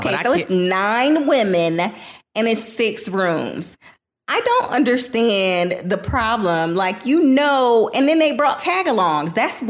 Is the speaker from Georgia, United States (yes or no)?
no; Florida, United States; I am from Florida.